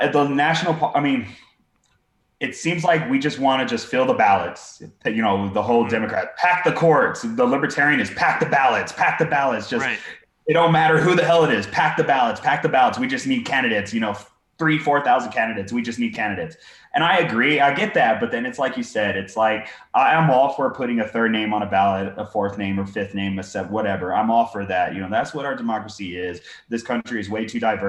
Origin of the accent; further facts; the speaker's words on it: Texas, United States; in Texas, you know, dude, my hometown in B County, county of 30,000 people